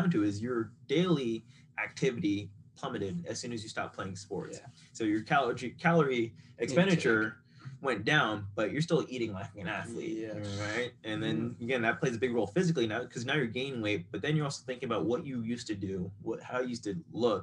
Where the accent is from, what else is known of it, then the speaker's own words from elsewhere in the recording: Boca Raton, Florida, United States; also born or lived in California; raised South Florida, West Boca